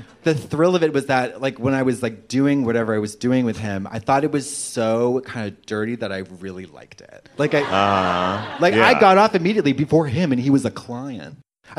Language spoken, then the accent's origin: English; United States; as an American